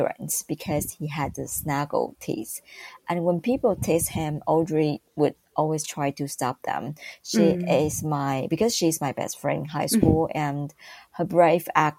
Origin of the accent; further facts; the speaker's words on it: Taipei, Taiwan; I grew up in Taipei